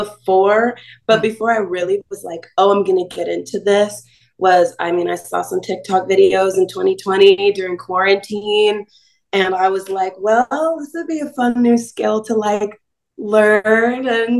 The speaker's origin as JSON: {"language": "English", "town": "Star Valley", "region": "Wyoming", "country": "United States", "tie": "born or raised there", "also_born_or_lived": "California", "said": "I spent half of my time in California, half of my time in Wyoming. During the summer in Wyoming, I grew up in Star Valley, and there's one radio station and it only plays country music."}